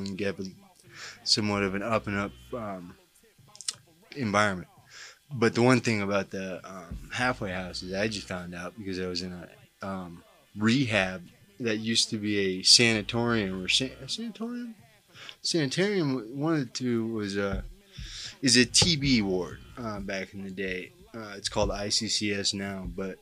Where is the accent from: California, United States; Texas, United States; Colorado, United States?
Colorado, United States; Denver; I'm a writer from Denver, Colorado, who's done a little prison time